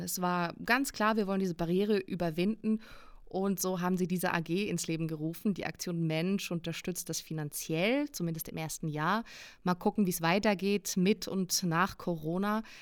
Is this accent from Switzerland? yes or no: yes; Switzerland; Ich als Schweizerin